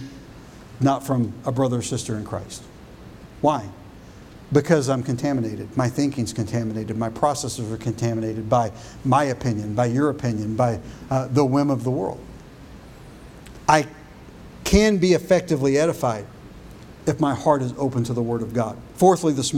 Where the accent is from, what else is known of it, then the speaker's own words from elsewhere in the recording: United States; I was born in the United States and I'm an American